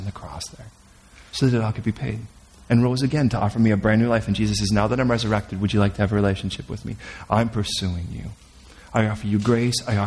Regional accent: Chicago, Illinois, United States; I'm from Chicago

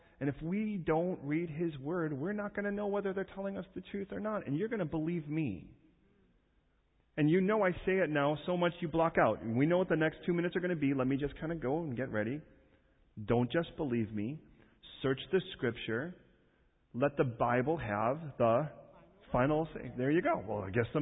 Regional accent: Chicago, Illinois, United States; I was raised in Chicago.

